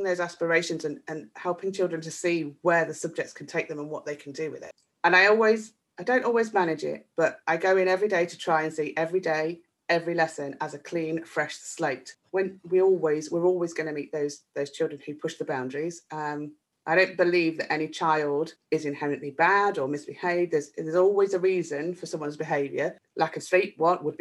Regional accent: a mining town in the Midlands, United Kingdom; in the town where I grew up, a mining town in the Midlands, you might detect that from my accent

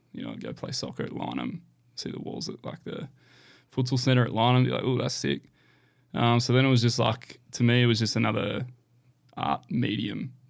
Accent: Canberra, Australian Capital Territory, Australia; moved away as an adult; now in Gold Coast, Australia; back in my hometown. So it's been really nice to get back to Canberra.

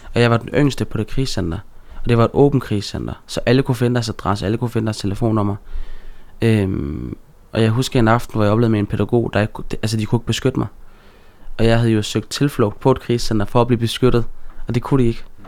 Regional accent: Aarhus, Central Denmark Region, Denmark; jeg er jo født og opvokset i Gellerparken øh, i Aarhus

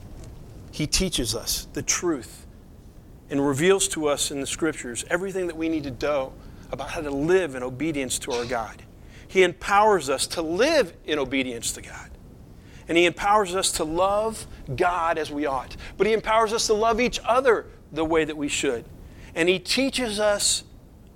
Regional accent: Southeast, United States; moved away; I'm from the Southeast

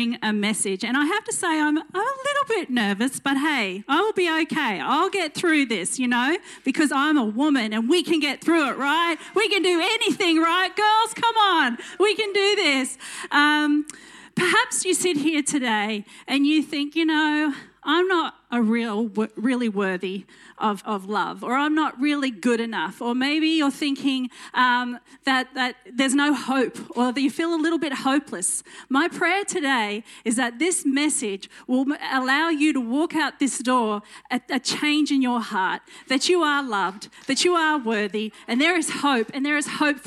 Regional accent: Dalby, Queensland, Australia; accent: country twang; also born or lived in Roma, Queensland; I grew up in Dolby and Roma, which is in Western Queensland

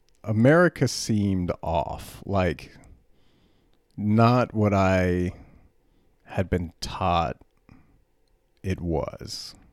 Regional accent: Germany; But I grew up in Germany, and I grew up mostly around Americans, but I was in Europe, and my parents had a lot of German friends

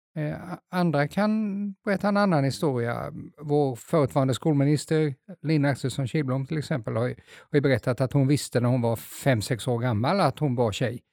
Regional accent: Småland, Sweden; moved away; jag är egentligen jag är smålänning

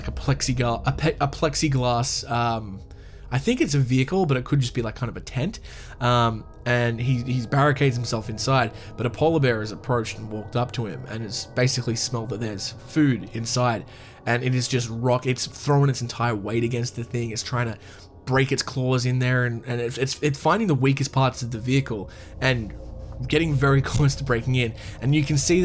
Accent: Australia; my home country of Australia

